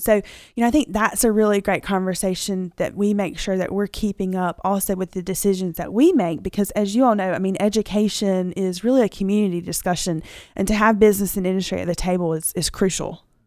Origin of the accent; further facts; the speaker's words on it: Dothan, Alabama, United States; I'm homegrown. I mean, I like to tell people that. I'm from Dayton, Alabama